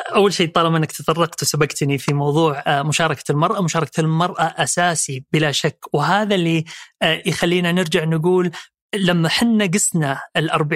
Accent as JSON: {"language": "Arabic", "town": "Jeddah", "region": "Makkah Province", "country": "Saudi Arabia", "tie": "born or raised there", "also_born_or_lived": "Riyadh / Eastern Province / London / Dubai", "said": "مولود في الرياض وأول انتقال في حياتي كان لجدة وهناك تربيت"}